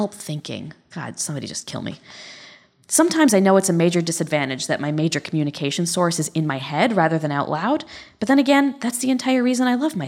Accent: Connecticut, United States; I'm from Connecticut

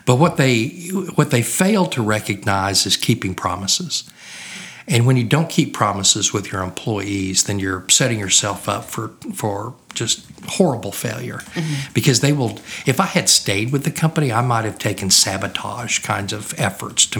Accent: Oklahoma, United States; moved away as an adult; also born or lived in Louisiana; I grew up in Oklahoma.

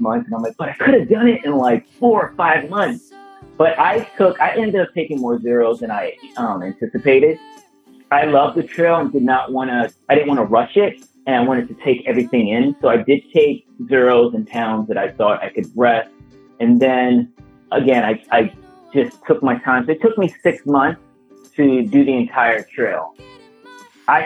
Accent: New York City, New York, United States; I'm from New York City, yeah. You know, born and bred

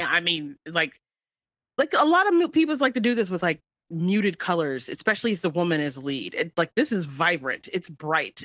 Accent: United States; first language English; an American whose only language they speak is English

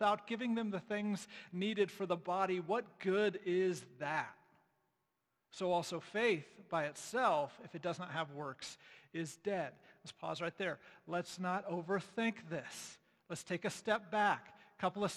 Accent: United States; as an American evangelical

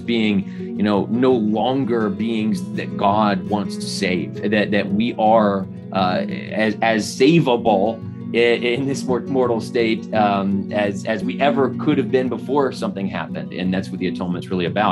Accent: Phoenix, Arizona, United States; So I was born and raised in Arizona. I joined the church as a young teenager in Phoenix, where I grew up.

